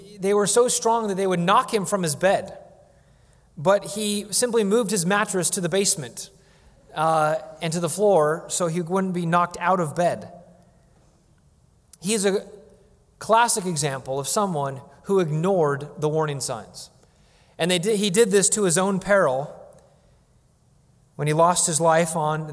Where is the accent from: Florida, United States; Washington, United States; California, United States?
Washington, United States; when I was a child growing up in Washington State